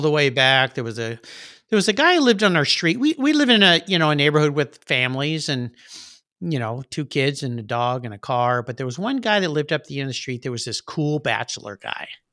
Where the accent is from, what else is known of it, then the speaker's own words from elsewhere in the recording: La Jolla, California, United States; grew up in La Jolla, California, where there's lots of nice cars